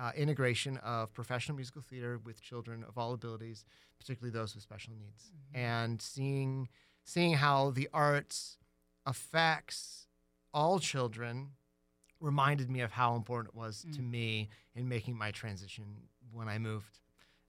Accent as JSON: {"language": "English", "town": "Tucson", "region": "Arizona", "country": "United States", "tie": "born or raised there", "also_born_or_lived": "Ohio / New York", "moved": "as an adult", "said": "I was born in Ohio, and then in middle school, I moved to Tucson"}